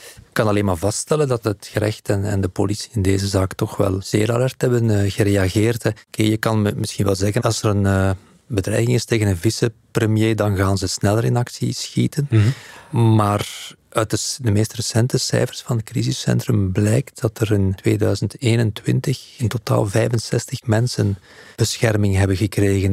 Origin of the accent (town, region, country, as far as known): Belgium